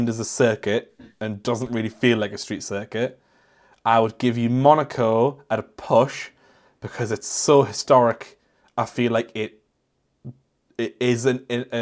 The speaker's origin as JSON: {"language": "English", "country": "United Kingdom", "said": "I am British"}